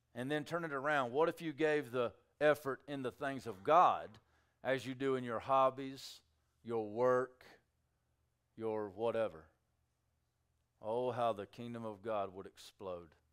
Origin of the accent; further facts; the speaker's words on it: United States; I'm an American